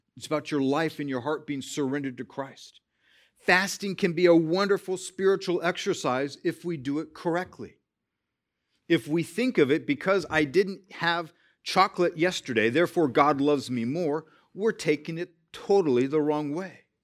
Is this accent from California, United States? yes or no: yes; California, United States; I was born in California